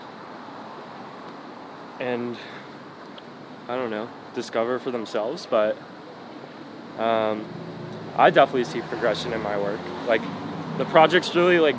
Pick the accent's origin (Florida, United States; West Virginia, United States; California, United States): Florida, United States; Palm Beach; now in Miami, United States; I grew up in Palm Beach, which is an hour and a half away